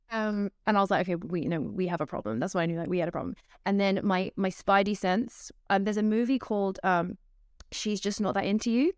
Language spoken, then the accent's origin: English; London, United Kingdom; I'm from London, England, and my parents met at, they were both teachers at a Christian school in London